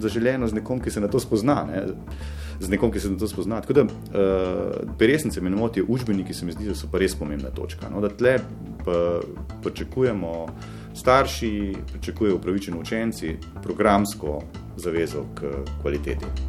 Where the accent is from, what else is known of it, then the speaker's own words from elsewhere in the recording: Slovenia; Slovenci smo urbanistično idioti